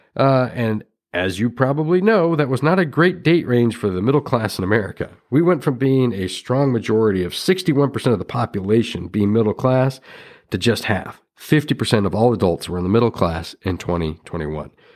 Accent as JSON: {"language": "English", "region": "Washington", "country": "United States", "tie": "born or raised there", "said": "my home state, Washington"}